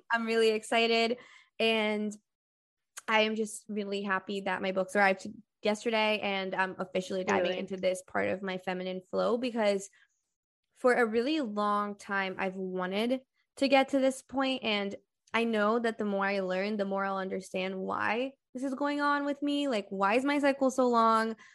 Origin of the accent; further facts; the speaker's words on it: Brazil; I'm from Brazil